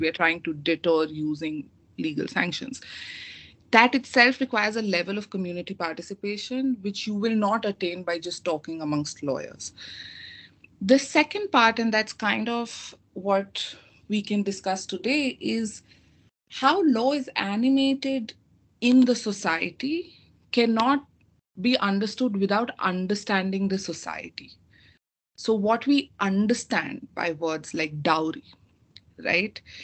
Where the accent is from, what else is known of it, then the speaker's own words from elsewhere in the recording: India; moved away; I come from India and I studied law. My law school, five years of law school was done in India